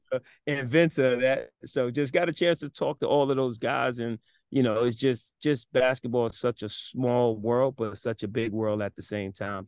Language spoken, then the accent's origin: English; New York, United States; moved away as an adult; also born or lived in South Carolina; now in Philadelphia, United States; I was born in New York, but kinda raised a little bit in South Carolina at a young age. So when I came up to start school in New York